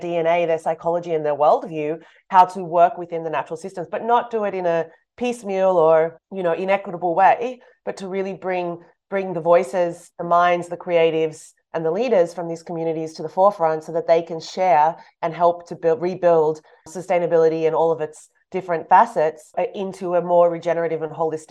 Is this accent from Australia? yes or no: yes; Australia; moved away; also born or lived in Europe; I'm from Australia.